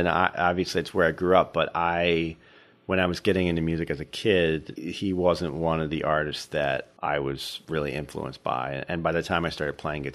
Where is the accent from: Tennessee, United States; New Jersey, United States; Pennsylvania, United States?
New Jersey, United States; Somers Point; moved away as an adult; also born or lived in Minnesota; now in Chippewa Valley, United States; I'm from the Atlantic City area. The town I grew up in is called Summers Point